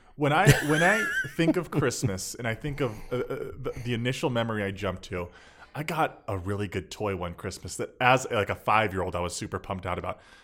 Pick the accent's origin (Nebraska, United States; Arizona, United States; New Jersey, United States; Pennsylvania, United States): Arizona, United States; Phoenix; also born or lived in Milwaukee, Wisconsin; growing up in Phoenix.